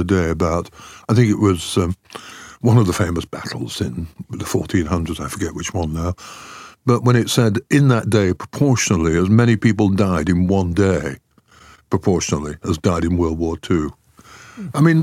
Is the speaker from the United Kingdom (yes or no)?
yes; Styal, North West England, United Kingdom; I grew up in style. But S-T-Y-L-E is the name of a small Cheshire village near Wilmslow